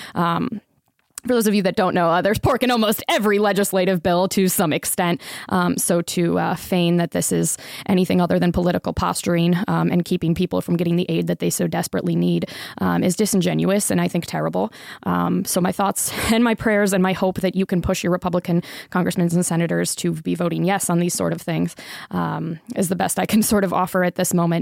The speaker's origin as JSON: {"language": "English", "town": "Tampa", "region": "Florida", "country": "United States", "tie": "born or raised there", "also_born_or_lived": "Sarasota, Florida", "moved": "as an adult", "lives_now": "Las Vegas, United States", "said": "I grew up in Tampa, spent the last ten years, um, between Tampa and Sarasota"}